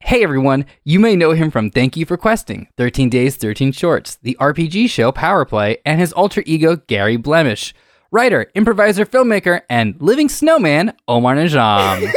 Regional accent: England, United Kingdom; moved away; I'm Brit, I'm, my, I'm originally British

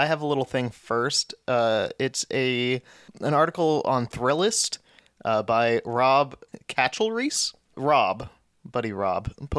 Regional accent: United States; as an American

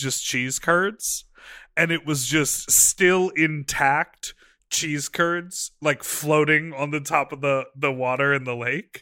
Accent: Lake Michigan, Midwest, United States; went to the local beach in Lake Michigan in my hometown.

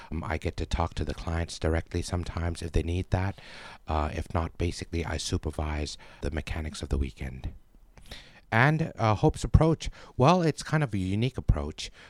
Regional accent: Bangkok, Thailand; born there; I was born in Bangkok and I spent most of my life uh, out of Thailand. I've only been back here for about 12 years.

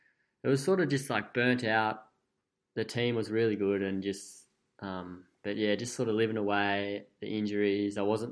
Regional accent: Coffs Harbour, New South Wales, Australia; I'm from Coffs.

